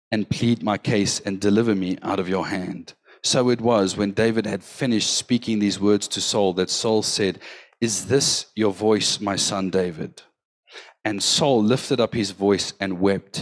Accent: West Rand, Gauteng, South Africa; I grew up in the West Rand.

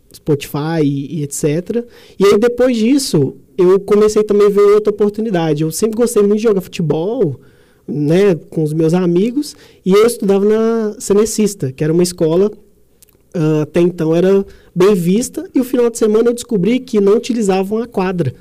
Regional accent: Sete Lagoas, Minas Gerais, Brazil; also born or lived in São Paulo; Nasci em Sete Lagoas, tenho 32 anos

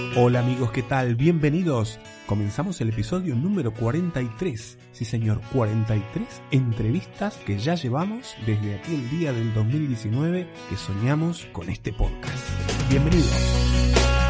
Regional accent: Uruguay; yo soy uruguayo

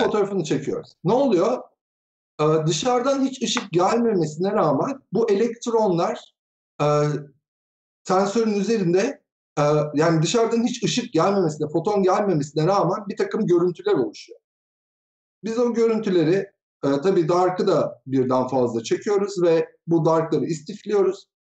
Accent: Tokat, Turkey; now in Ankara, Turkey; 1974 Tokat doğumluyum. Ankara'da yaşıyorum.

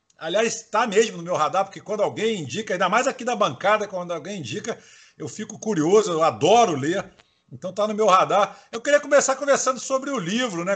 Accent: Salvador, Bahia, Brazil; eu sou nordestino também, sou baiano de Salvador

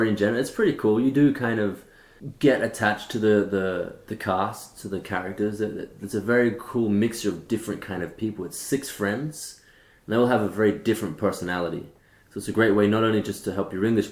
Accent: Australia; I'm Australian, born and bred in Australia.

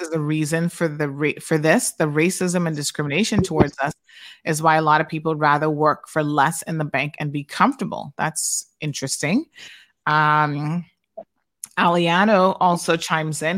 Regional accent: Cayman Islands; moved away

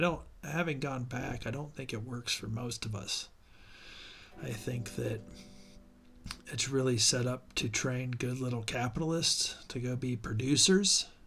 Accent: Ohio, United States; the area that I grew up in Ohio

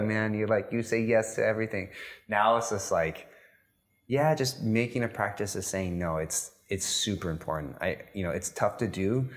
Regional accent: United States; moved away as an adult; now in Dubai, United Arab Emirates; being an American

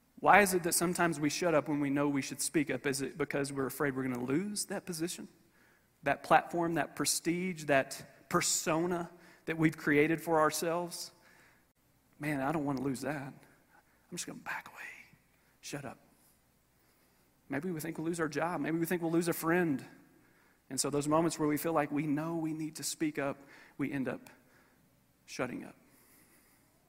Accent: Paris, Kentucky, United States; I'm from Paris, Kentucky

